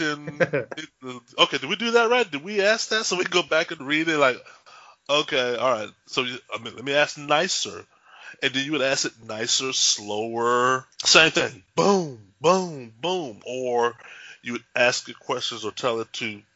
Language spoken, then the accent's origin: English; Texas, United States; moved away; also born or lived in Bothell, Washington; We were raised devout Christians in Texas.